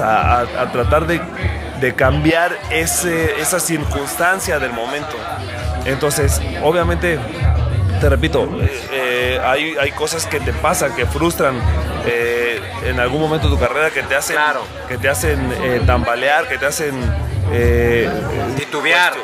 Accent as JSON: {"language": "Spanish", "town": "Morelia", "region": "Michoacán", "country": "Mexico", "tie": "born or raised there", "said": "yo soy de Morelia, nacido en Morelia"}